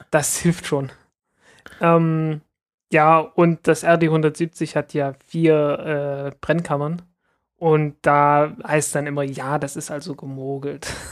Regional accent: the East, East Germany, Germany; ich bin halt im Osten aufgewachsen

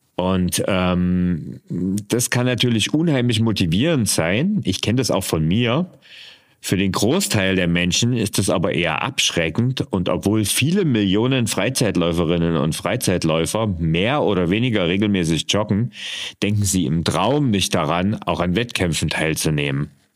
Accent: East Germany, Germany; ich bin äh, in der DDR geboren und aufgewachsen

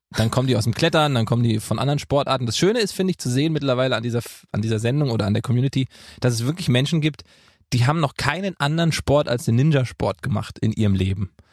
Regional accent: Gießen, Hesse, Germany; moved away; in meiner Heimat in Gießen

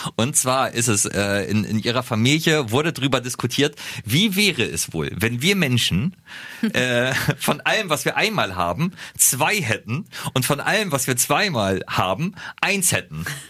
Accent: Germany; als Deutscher

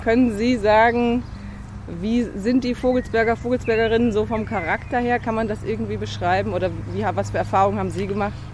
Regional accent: Cologne, North Rhine-Westphalia, Germany; ich bin aus Köln

